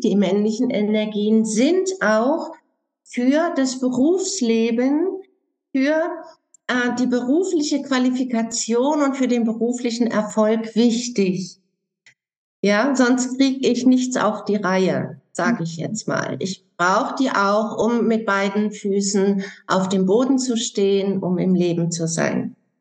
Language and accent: German; Germany; bei uns in Deutschland